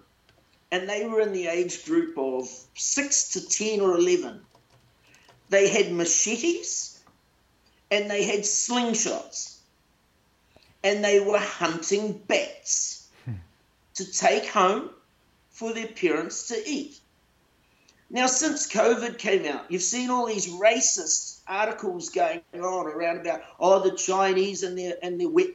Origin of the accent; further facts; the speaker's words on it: New Zealand; I was born into a poor home, but I was born in New Zealand.